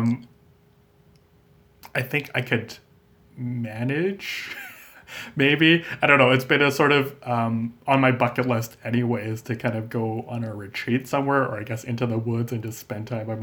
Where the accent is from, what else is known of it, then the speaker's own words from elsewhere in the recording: Calgary, Alberta, Canada; moved away as an adult; now in Lethbridge, Canada; growing up in Calgary